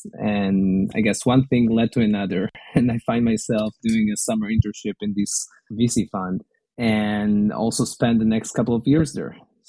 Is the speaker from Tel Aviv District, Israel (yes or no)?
yes; a small town near Tel Aviv, Tel Aviv District, Israel; moved away as an adult; also born or lived in Silicon Valley, United States; now in United States; as you can still feel by my accent, I'm originally from Israel. And I was growing up in a small town near Tel Aviv.